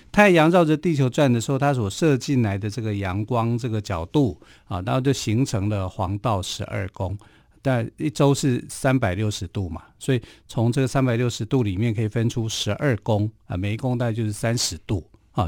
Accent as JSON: {"language": "Chinese", "country": "Taiwan", "said": "我们台湾话"}